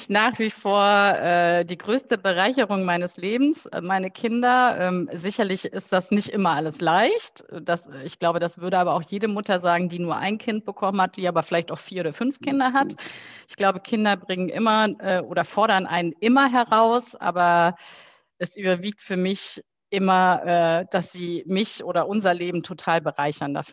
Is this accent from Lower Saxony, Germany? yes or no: no; Heinsberg, North Rhine-Westphalia, Germany; Äh, ich bin in der Tat in Heinsberg äh, aufgewachsen, bin dort äh, zur Schule gegangen und habe mich da nach der Schule auch für eine Ausbildung entschieden.